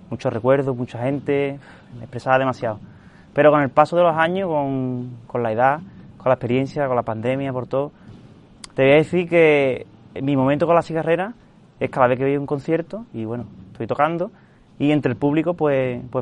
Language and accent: Spanish; Seville, Andalusia, Spain; Desde que nací, pues bueno, mi, mis padres, mis hermanos, pues como muchas casas sevillanas hemos tenido la tradición, ¿no?